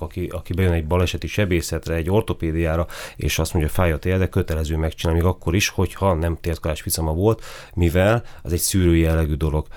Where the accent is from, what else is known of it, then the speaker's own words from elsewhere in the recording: Miskolc, Borsod-Abaúj-Zemplén, Hungary; also born or lived in Kisvárda area, Szabolcs-Szatmár-Bereg / Budapest; én 1975-ben születtem Kisvárdán. Ott nagyon-nagyon kevés időt töltöttünk, tehát maximum egy évet, és nem is Kisvárda, a Kisvárda melletti faluban. Utána költözött a család Miskolcra, én azóta itt élek